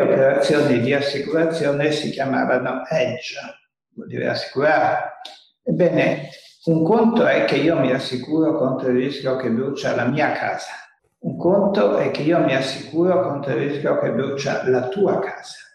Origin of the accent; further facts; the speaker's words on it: Italy; nel mio paese